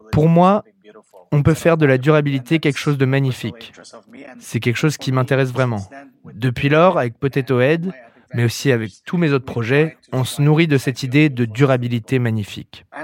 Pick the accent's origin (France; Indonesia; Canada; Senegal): Indonesia; Jakarta; moved away as an adult; also born or lived in Hawaii; now in Bali, Indonesia; Je vis à Bali. Avant Bali, je vivais à Hawaï, j'ai grandi à Jakarta, mais ça fait un bout de temps que je suis à Bali.